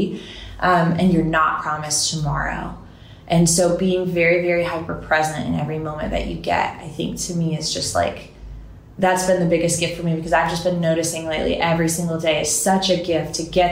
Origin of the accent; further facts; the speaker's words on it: Florida, United States; moved away as an adult; also born or lived in Miami, Florida / Panama City, Florida; now in Nashville, United States; I grew up in Florida between Panama City and Miami